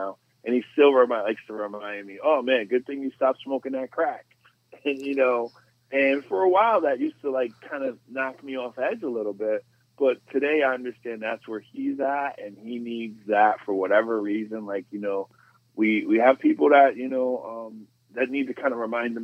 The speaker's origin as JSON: {"language": "English", "town": "Stamford", "region": "Connecticut", "country": "United States", "tie": "born or raised there", "said": "I grew up in Stanford on the west side, and, you know, the west side of Stanford"}